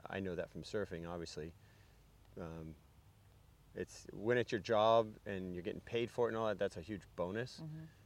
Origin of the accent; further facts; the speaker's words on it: Florida, United States; also born or lived in Hawaii; I still feel like I am from Florida